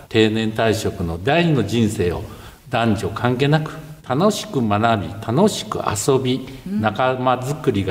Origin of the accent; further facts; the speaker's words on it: Tajima, Hyogo, Japan; 私はあのこの地で生まれて生まれ育ってますので、はい、あのこの田島育ちですけども